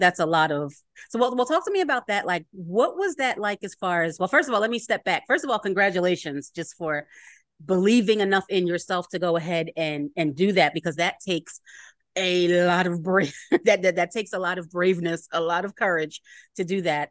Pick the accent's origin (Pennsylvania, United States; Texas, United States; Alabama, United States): Pennsylvania, United States; Philadelphia; I am from Philly